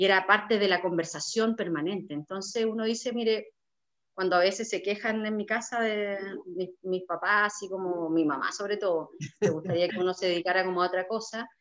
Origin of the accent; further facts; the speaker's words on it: Vallenar, Atacama, Chile; yo soy eh, nacida y criada en, Vallenar, a 660 kilómetros de, la capital al norte